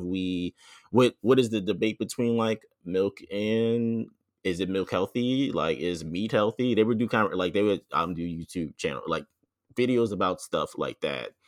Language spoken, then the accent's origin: English; Philadelphia, Pennsylvania, United States; Philadelphia, 'cause that's actually where I'm from.